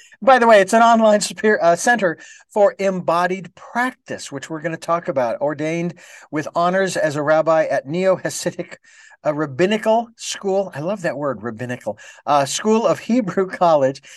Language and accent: English; Phoenix, Arizona, United States; moved away; when I was in Phoenix, that's my hometown